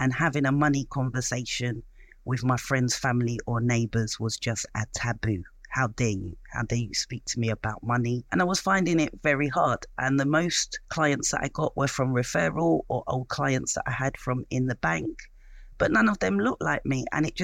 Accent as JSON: {"language": "English", "region": "London", "country": "United Kingdom", "tie": "born or raised there", "said": "I was born in East London"}